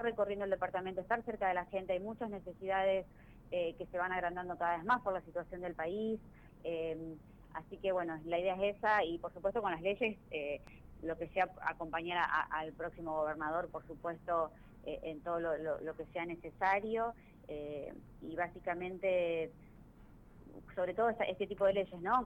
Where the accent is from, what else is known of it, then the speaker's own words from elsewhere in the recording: Venado Tuerto, Santa Fe, Argentina; also born or lived in Rosario; soy de Venado Tuerto, pero hice mis estudios universitarios en Rosario